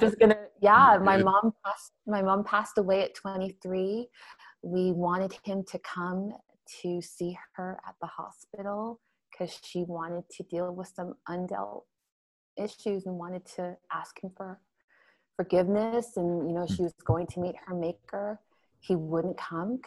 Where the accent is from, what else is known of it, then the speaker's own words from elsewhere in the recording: Toronto, Ontario, Canada; also born or lived in Montreal; We were raised here in Canada. And grew up in, suburbia, Toronto, Ontario, because we moved from Montreal to Toronto